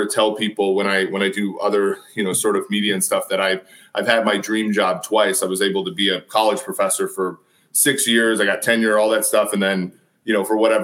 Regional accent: St. Paul, Minnesota, United States; moved away; also born or lived in Nebraska / La Crosse, Wisconsin; growing up in St. Paul

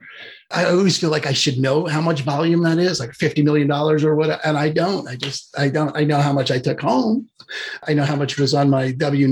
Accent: New York, United States; moved away as an adult; also born or lived in Albuquerque, New Mexico; now in Vashon Island, United States; I'm originally from New York, so I talk fast

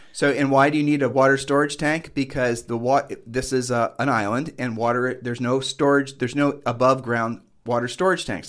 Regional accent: Ohio, United States; moved away as an adult; now in Puerto Rico; where we're from Ohio, in Ohio

